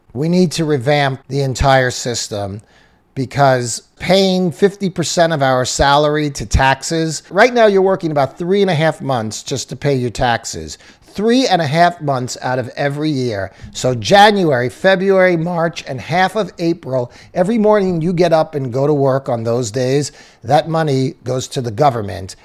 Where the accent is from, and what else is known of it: United States